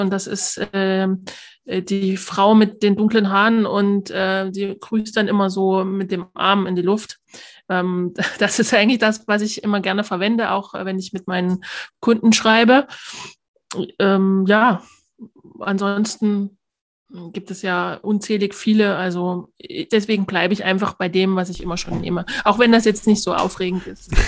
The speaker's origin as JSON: {"language": "German", "town": "Altenbergen", "region": "Thuringia", "country": "Germany", "tie": "born or raised there", "said": "in mein Heimatdorf äh, nach Altenbergen"}